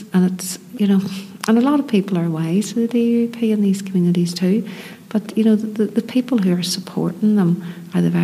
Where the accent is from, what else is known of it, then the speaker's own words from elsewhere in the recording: Belfast, Northern Ireland, United Kingdom; growing up in Belfast and as a teenager and then as a young adult